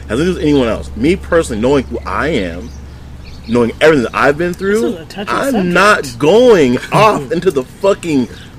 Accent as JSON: {"language": "English", "country": "United States", "said": "I'm American."}